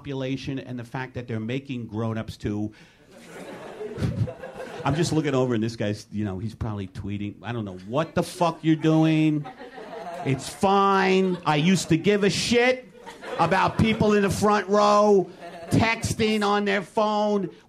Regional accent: New York, United States; now in Los Angeles, United States; I'm from New York

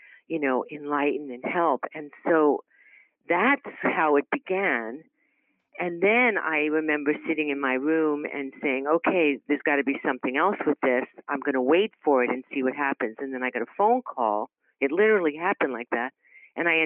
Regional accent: New York City, New York, United States; also born or lived in Brooklyn; I grew up in Queens. Well, I was actually born in Brooklyn and lived in New York

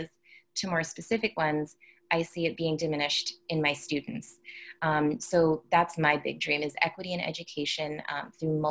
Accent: New York City, New York, United States; also born or lived in Amman, Jordan; I was born in Brooklyn, but then I spent my K through 6 years, so my elementary formative years in Amman, Jordan. And then I moved back to the United States to do 7th through 12th grade

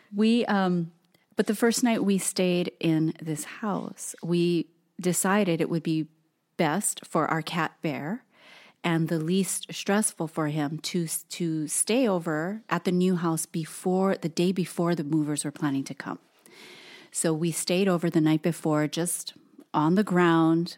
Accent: Hawaii, United States; moved away as an adult; now in Portland, United States; Tosin and I were both born and raised in Hawaii

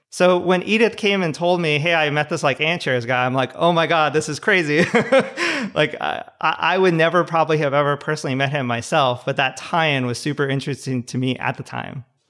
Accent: Southern California, United States; also born or lived in San Luis Obispo / Palo Alto; I grew up in Southern California

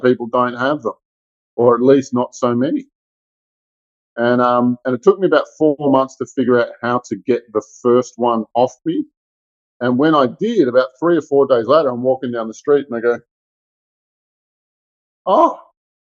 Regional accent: Melbourne, Victoria, Australia; I grew up in Melbourne, Australia

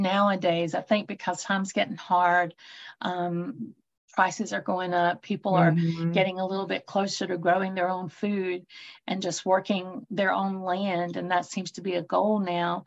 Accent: North Carolina, United States; I'm originally from North Carolina. I'm a native here in the mountains in the Appalachian area.

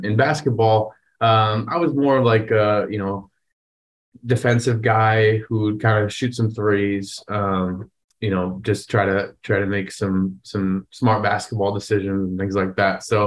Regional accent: Wisconsin, United States; I wanted to be the next Brett Favre growing up in Wisconsin.

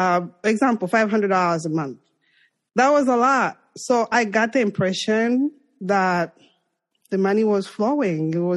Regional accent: Zambia; English is a second language; moved away as an adult; now in New York, United States; I'm from Zambia and I'm African

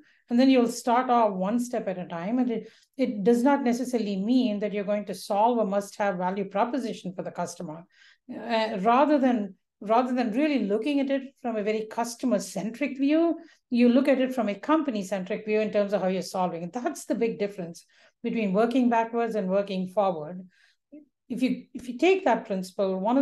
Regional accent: India; moved away; when I was growing up in India, it was a very different India

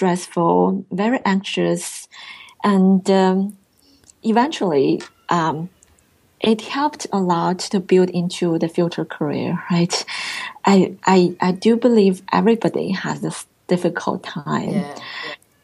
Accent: China; English is a second language; moved away as an adult; now in Irvine, United States

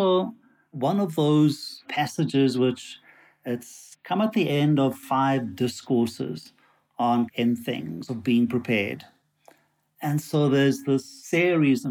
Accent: Durban, KwaZulu-Natal, South Africa; moved away as an adult; also born or lived in London / Berkeley, California / Soweto; now in Johannesburg, South Africa; despite my accent, I actually am South African. So I was born in Durban on the seaside, studied there, went to university

